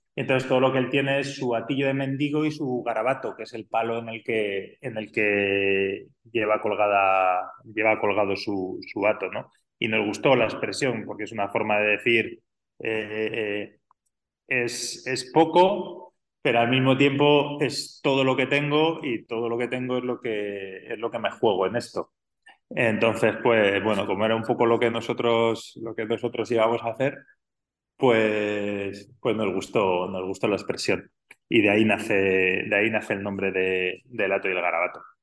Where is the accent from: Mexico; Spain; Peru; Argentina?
Spain; Madrid, Community of Madrid; moved away as an adult; also born or lived in California / Australia / Douro, Portugal; now in Arribes del Duero, Spain; yo soy nacido y criado en Madrid, pero mi familia es de, Arribes